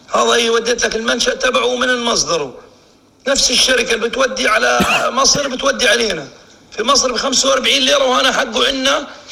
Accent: Jordan; عندنا في الاردن

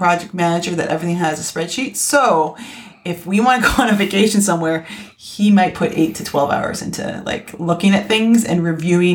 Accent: Canada; I'm from Canada.

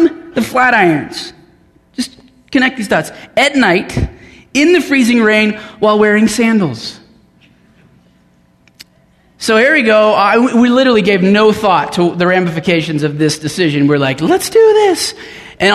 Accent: Denver, Colorado, United States; moved away as an adult; I grew up in Denver, and my parents live on the north side now, and we lived in just about every suburb of the west side of Denver.

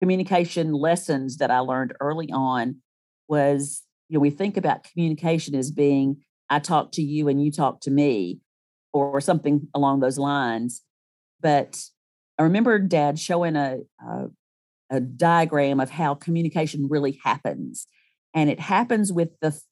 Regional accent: Starkville, Mississippi, United States; also born or lived in Ann Arbor, Michigan / Tuscaloosa, Alabama; So I started school in Starkville

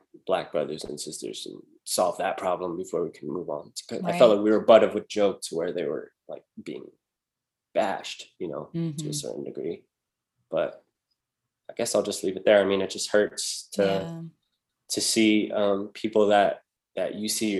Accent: San Antonio, Texas, United States; moved away as an adult; now in Las Vegas, United States; I come from Texas where I, like, in my city, it was mainly Hispanic, then white, then black, like Asian was very small population

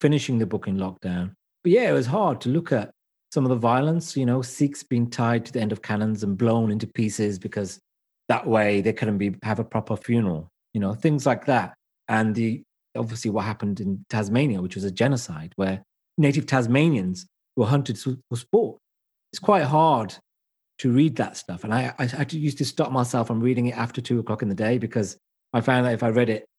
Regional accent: United Kingdom; I am British as I am Asian.

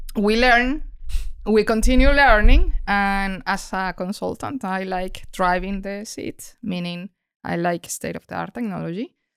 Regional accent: Colombia; moved away; I come from Colombia

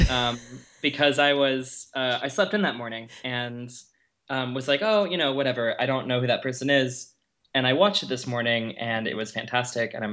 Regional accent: Austin, Texas, United States; now in Portland, United States; I'm a recent Portland transplant. Uh, I grew up in Austin, Texas, which is um, sort of known as the music or liberal hub of Austin

